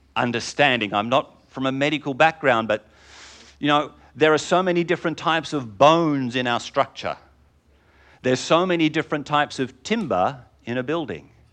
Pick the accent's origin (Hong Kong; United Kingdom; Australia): United Kingdom; England; I'm English